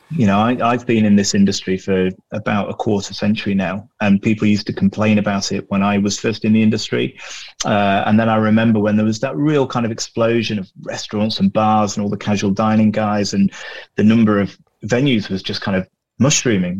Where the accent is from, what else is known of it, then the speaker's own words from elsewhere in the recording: Glossop, East Midlands, United Kingdom; small, damp, inbred mill town that's my hometown out in the Pennines on the edge of Manchester in the, in the Peak District called Glossop